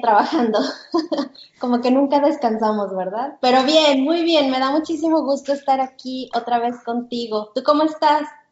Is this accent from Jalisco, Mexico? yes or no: yes; Guadalajara, Jalisco, Mexico; moved away as an adult; now in United States; Yo soy de México, nosotros somos de Guadalajara, este, pero tenemos dos años viviendo aquí en, Estados Unidos